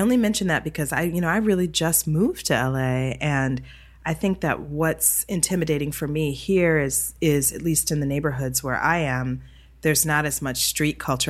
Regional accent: Detroit, Michigan, United States; moved away; I was born and raised in Detroit, Michigan.

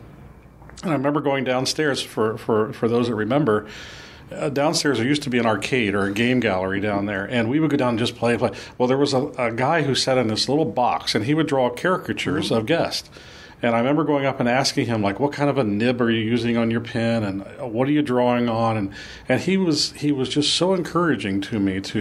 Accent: Midwest, United States; moved away as an adult; also born or lived in California; I'm from the Midwest, and going all the way to California was a little bit like going to the moon.

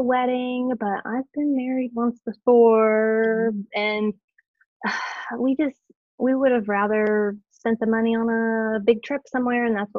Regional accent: Southwest Ohio, United States; Southwest Ohio, born and raised, still here. It's a black hole that I can't seem to get out of. I've been here my whole life. I've been in the town that I live in my whole life.

